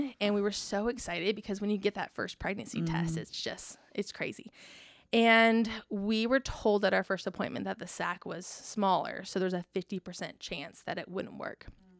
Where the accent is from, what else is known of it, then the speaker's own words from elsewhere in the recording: California, United States; moved away as an adult; also born or lived in Indiana / Florida; now in Texas, United States; I'm originally from California